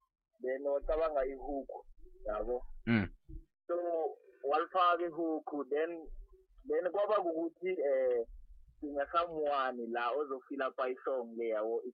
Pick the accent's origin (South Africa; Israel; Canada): South Africa; Mpumalanga; all the way from Mpumalanga, Vandevele. Born and raised in Timberlake, Vandevele.